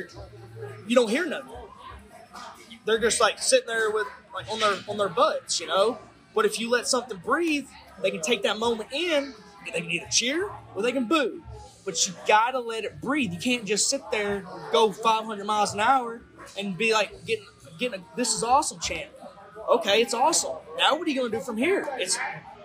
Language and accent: English; Tennessee, United States; my hometown down here in Tennessee